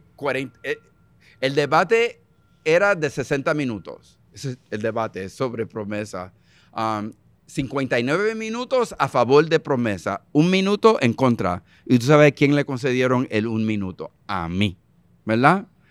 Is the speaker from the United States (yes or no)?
yes; United States; first language English; Spanish is a second language; moved away as an adult; now in Puerto Rico; Cuando yo nací en Estados Unidos en el 1953